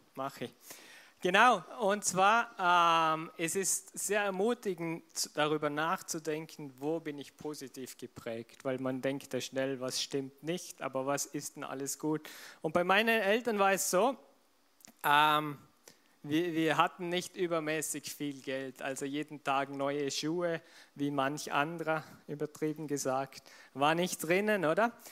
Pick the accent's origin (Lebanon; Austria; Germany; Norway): Austria; Vorarlberg; Verena und ich zum Beispiel, wir sind beide Vorarlberger, wir sind in dieser Kultur aufgewachsen